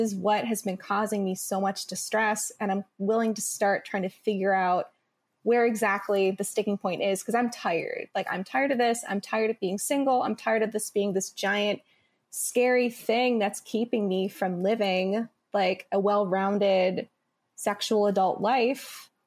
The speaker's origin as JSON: {"language": "English", "region": "Midwest", "country": "United States", "tie": "born or raised there", "said": "I grew up in the Midwest"}